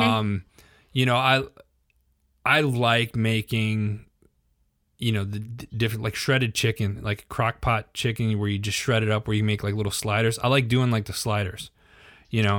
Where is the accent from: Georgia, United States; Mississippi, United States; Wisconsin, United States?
Wisconsin, United States; I'm from Wisconsin